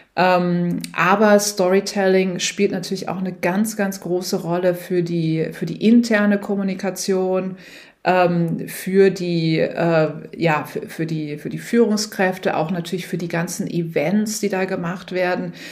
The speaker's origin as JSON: {"language": "German", "country": "Germany", "also_born_or_lived": "New York / San Francisco", "moved": "as an adult", "said": "bin aus Deutschland"}